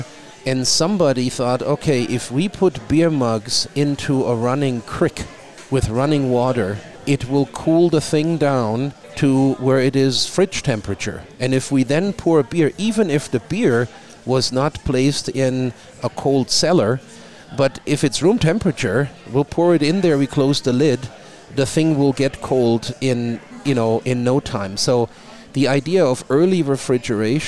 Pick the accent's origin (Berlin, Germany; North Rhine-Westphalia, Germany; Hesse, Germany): Hesse, Germany; Wiesbaden; English is a second language; moved away as an adult; now in Missoula, United States; I was born and raised in Wiesbaden